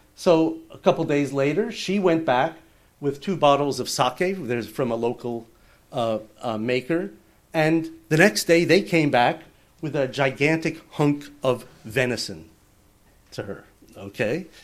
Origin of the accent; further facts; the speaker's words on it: New York, United States; moved away as an adult; also born or lived in Manhattan / Los Angeles / Silicon Valley; now in Tokyo, Japan; I grew up in New York, uh, in the suburbs